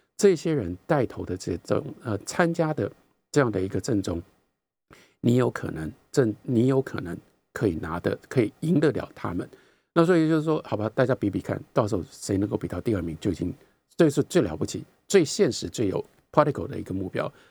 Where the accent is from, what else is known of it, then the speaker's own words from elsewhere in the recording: Taiwan; 我们在台湾